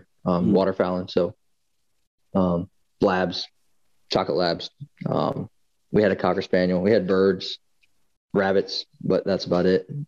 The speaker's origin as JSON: {"language": "English", "town": "Middletown", "region": "Delaware", "country": "United States", "tie": "born or raised there", "also_born_or_lived": "Eastern Shore, Maryland", "moved": "as an adult", "lives_now": "Maryland, United States", "said": "originally I grew up in Middletown, Delaware, which is probably 30 minutes up the road from where I live in Maryland now."}